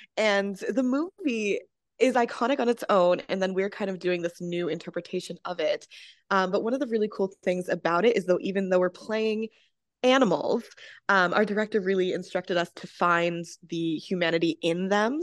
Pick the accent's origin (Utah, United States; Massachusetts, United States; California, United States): Massachusetts, United States; I'm actually from Massachusetts